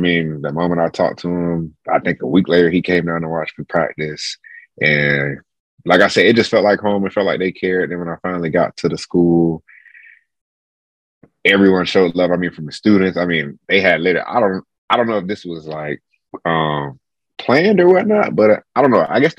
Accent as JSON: {"language": "English", "region": "South Florida", "country": "United States", "tie": "born or raised there", "said": "So I'm originally from South Florida. So me growing up, naturally, I was a Miami fan."}